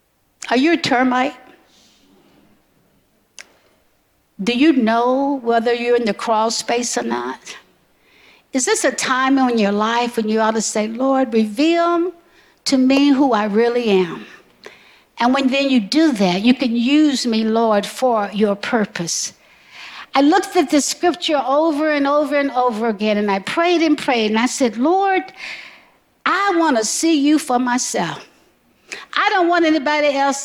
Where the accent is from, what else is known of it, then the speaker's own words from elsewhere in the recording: the South, United States; Growing up in the South, racially intense environments